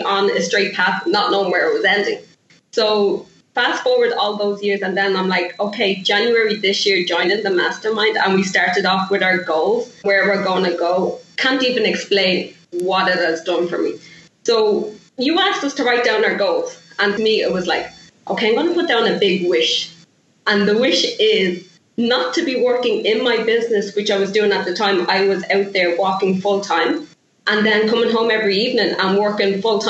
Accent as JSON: {"language": "English", "country": "Ireland", "moved": "as an adult", "lives_now": "Toronto, Canada", "said": "I'm Irish"}